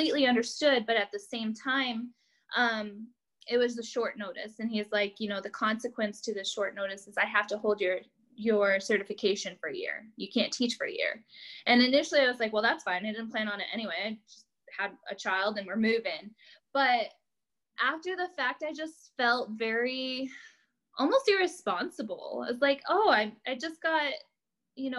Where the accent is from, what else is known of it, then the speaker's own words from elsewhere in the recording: upstate New York, United States; moved away as an adult; also born or lived in Kansas; I'm from New York. Like, I just moved here from New York